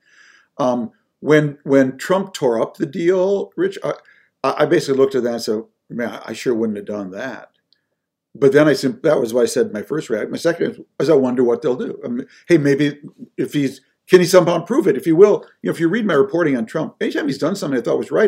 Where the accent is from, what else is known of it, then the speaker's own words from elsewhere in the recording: Minnesota, United States; when I grew up in Minnesota